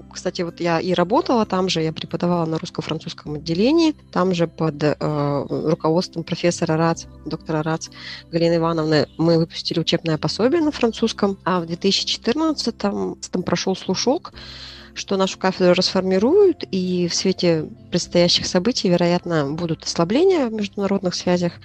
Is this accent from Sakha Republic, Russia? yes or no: yes; Yakutsk, Sakha Republic, Russia; moved away; Я родилась в Якутске, я училась в ЕГУ